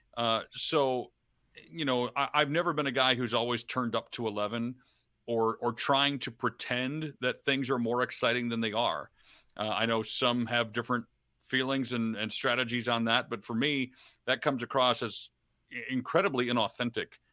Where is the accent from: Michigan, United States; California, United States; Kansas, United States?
Michigan, United States; Detroit; I grew up in Detroit